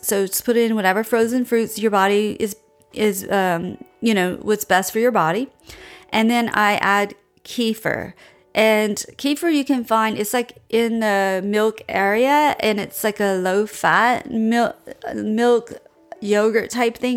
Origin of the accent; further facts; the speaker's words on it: Louisiana, United States; now in Austin, United States; I grew up in Louisiana